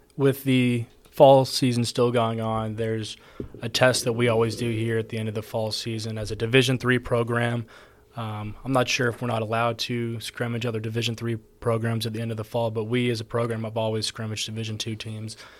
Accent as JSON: {"language": "English", "region": "Texas", "country": "United States", "moved": "as an adult", "lives_now": "Georgia, United States", "said": "I'm from Texas, over here in Georgia"}